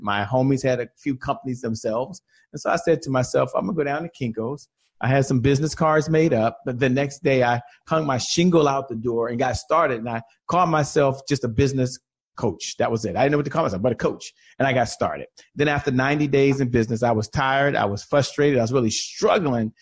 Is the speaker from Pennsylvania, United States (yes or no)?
no; Washington, District of Columbia, United States; a native Washingtonian. I've only worked for one company my entire career. I'm from Washington, D.C.